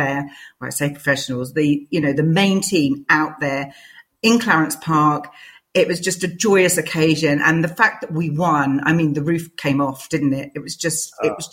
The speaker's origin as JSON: {"language": "English", "region": "London", "country": "United Kingdom", "tie": "born or raised there", "also_born_or_lived": "St Albans", "moved": "as an adult", "lives_now": "Redbourn, United Kingdom", "said": "growing up in London, to get anywhere, I had to get on tubes or buses"}